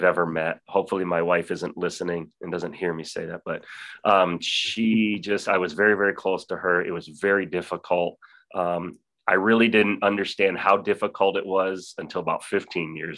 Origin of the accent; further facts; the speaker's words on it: Lakewood, New York, United States; moved away; I grew up in Lakewood, so I grew up in this area and had been away for quite a while, but moved back to the area